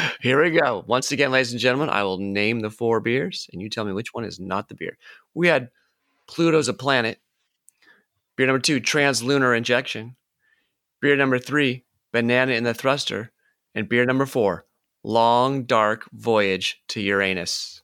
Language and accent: English; United States; I'm American